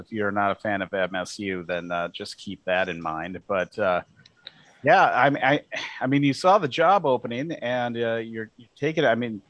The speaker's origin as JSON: {"language": "English", "region": "Western North Dakota", "country": "United States", "also_born_or_lived": "Grand Forks, North Dakota", "lives_now": "Bismarck, United States", "said": "We're originally from Western North Dakota. Went to school in Forks, which is a frozen tundra in the wintertime."}